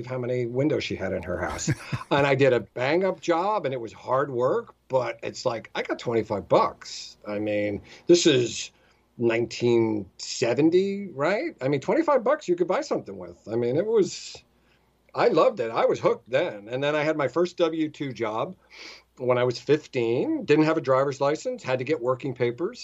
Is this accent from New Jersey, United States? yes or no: yes; New Jersey, United States; I grew up in New Jersey